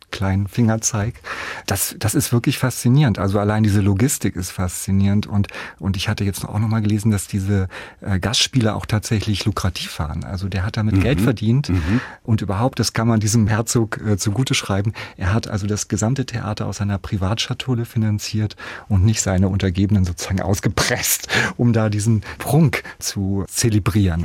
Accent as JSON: {"language": "German", "area": "a village near Hanover", "region": "Lower Saxony", "country": "Germany", "tie": "born or raised there", "also_born_or_lived": "Nuremberg, Germany", "moved": "as an adult", "lives_now": "Meiningen, Germany", "said": "ich bin ja auf dem Dorf aufgewachsen, auf dem Land aufgewachsen"}